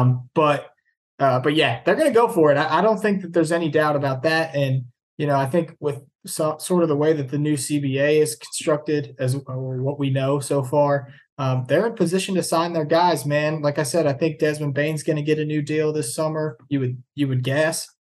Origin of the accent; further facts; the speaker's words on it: Louisville, Kentucky, United States; I grew up in Louisville, Kentucky